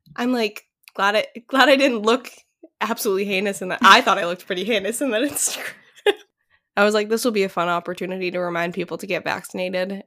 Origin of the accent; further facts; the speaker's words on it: Londonderry, New Hampshire, United States; moved away; my hometown is, um, this small town in southern New Hampshire that's, like, known for their apples.